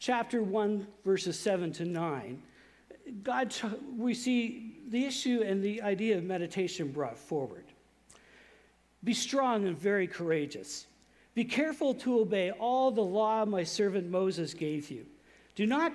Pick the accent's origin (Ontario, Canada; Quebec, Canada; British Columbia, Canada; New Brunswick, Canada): New Brunswick, Canada; Saint John; growing up in St. John, I went to a very conservative church, which is a Canadian Baptist of Atlantic Canada church